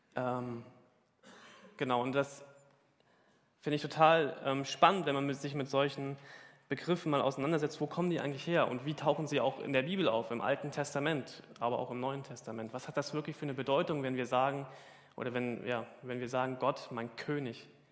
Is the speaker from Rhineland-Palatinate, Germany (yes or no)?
no; Hesse, Germany; now in Hamburg, Germany; Ich komme aus Hessen.